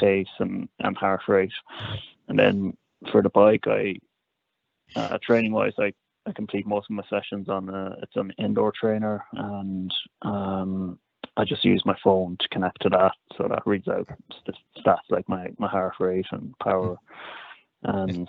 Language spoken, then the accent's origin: English; Cork, Munster, Ireland; now in Dublin, Ireland; I'm from from Cork, living in Dublin at the moment